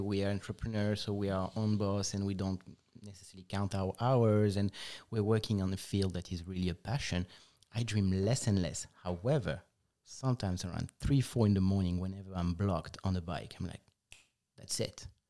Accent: Nice, Provence-Alpes-Côte d'Azur, France; English is a second language; moved away as an adult; now in United States; Southeast, precisely. We grew up in Nice, which is about twenty miles away from the Italian border.

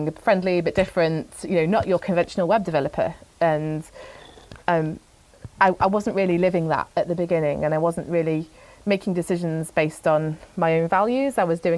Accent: Manchester, North West England, United Kingdom; I was born in Wythenshawe, just outside of Manchester.

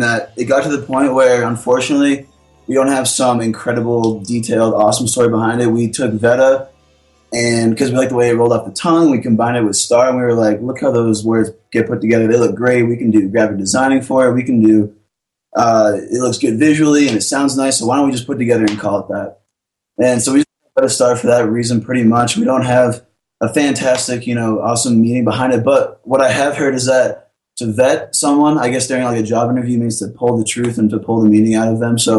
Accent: Maine, United States; moved away as an adult; now in Denver, United States; I'm from Maine

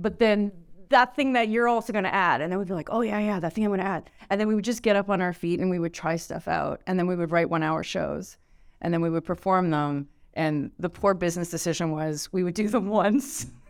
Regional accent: Canada; I'm so Canadian

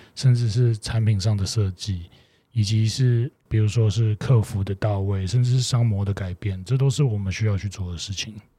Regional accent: Taiwan; moved away as an adult; now in Indonesia; 像我们台湾人吧，华人

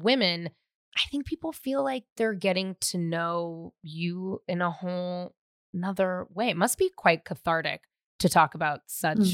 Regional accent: San Francisco, California, United States; also born or lived in West Hollywood; now in Glendale, United States; I'm from San Francisco

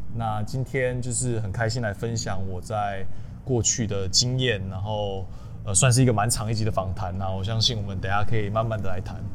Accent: Tainan, southern Taiwan, Taiwan; 我是南部小孩，那我从小就是在，呃，南部长大，然后我是，呃，私立中学，长荣中学，然后后来去念台南一中

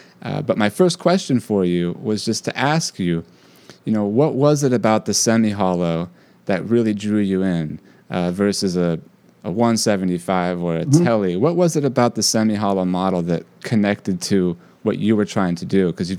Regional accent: California, United States; now in New York, United States; I came from California to New York, specifically to NYU, to try to get to hang and study with you, John.

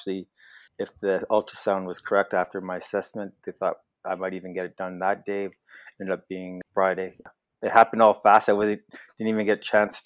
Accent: Edmonton, Alberta, Canada; also born or lived in Lethbridge, Alberta; now in Wainwright, Canada; So I grew up in Edmonton, Alberta, and then went off to university in Lethbridge

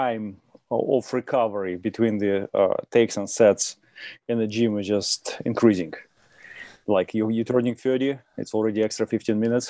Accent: Russia; English is a second language; moved away as an adult; was born when it was Soviet Union, 70s, right on the pike of the Cold War. So I got all this flavor of what was going on between Russia and United States. I raised during this interesting time

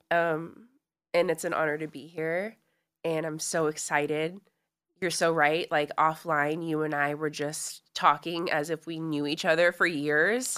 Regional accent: Los Angeles, California, United States; I grew up in Los Angeles

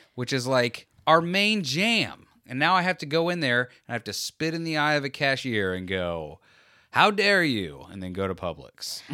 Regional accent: Florida, United States; we're from Florida

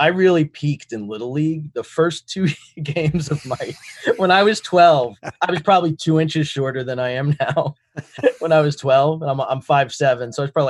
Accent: New York City, New York, United States; I was born in the Bronx. My parents are from the Bronx.

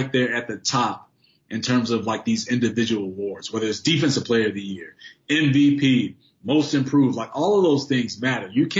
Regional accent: Chicago, Illinois, United States; as a Chicagoan

